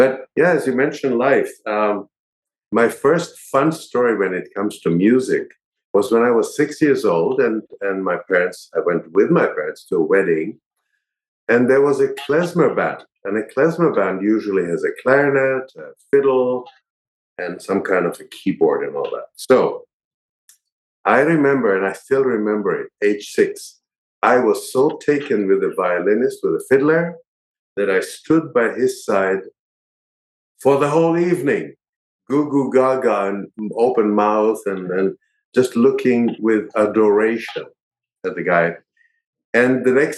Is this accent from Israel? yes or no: yes; Israel; moved away as an adult; also born or lived in New York; I grew up in Israel